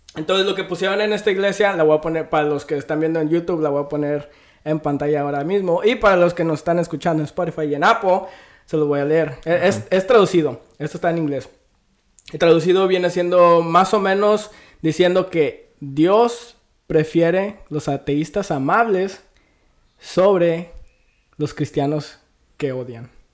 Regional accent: Mexico; yo soy del 96 y nací en México

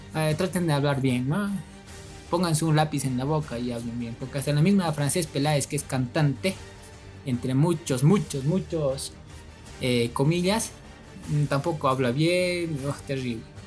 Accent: Bolivia; como los bolivianos, nosotros decimos mucho, es que, es que, es

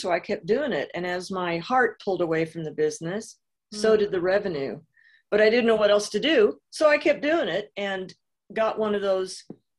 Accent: Illinois, United States; also born or lived in Southern California / Missouri / New York; So I am from originally Southern Illinois, small town, but spent half of my life in Southern California. I've lived in Missouri, New York

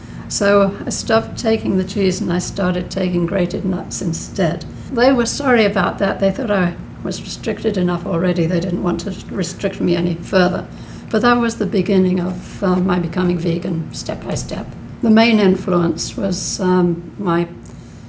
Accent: Epsom, South East England, United Kingdom; moved away as an adult; now in United States; I was born in England, in a place called Epsom in Surrey

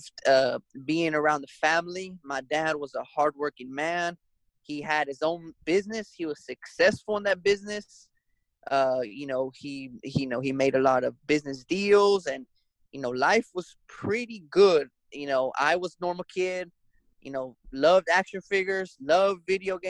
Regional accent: Athens, Georgia, United States; also born or lived in Las Vegas, Nevada / Texas; I am from Athens, Georgia

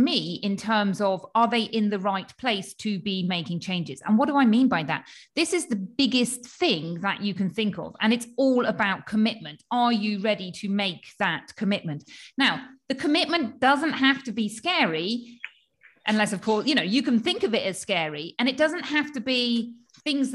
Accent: United Kingdom; accent: UK; moved away as an adult; now in Spain; I trained in the UK, as you can probably tell from my accent

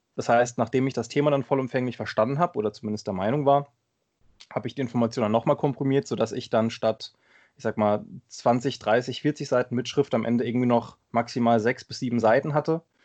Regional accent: Limburg-Wiesbaden area, Hesse, Germany; moved away as an adult; now in Bad Orb, Germany; komme gebürtig äh, aus der Ecke Limburg-Wiesbaden

